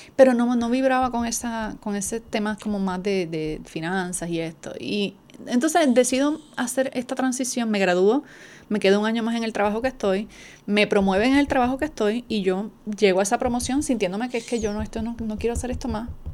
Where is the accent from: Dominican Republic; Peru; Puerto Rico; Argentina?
Puerto Rico; Adjuntas; moved away as an adult; now in San Juan, Puerto Rico; soy puertorriqueña, natural del pueblo de Adjuntas, llevo más de 20 años viviendo en San Juan